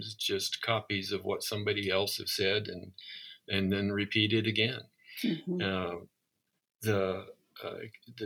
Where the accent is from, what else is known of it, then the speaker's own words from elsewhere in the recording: Southwest Iowa, United States; I grew up in Southwest Iowa